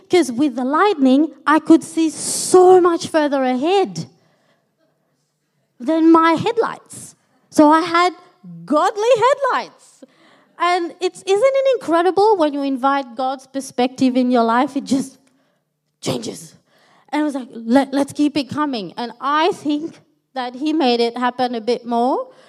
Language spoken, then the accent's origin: English; Melbourne, Victoria, Australia; moved away as an adult; now in Sydney, Australia; So Stephen, my husband and I, we are originally from Melbourne. We're pretty new to Sydney.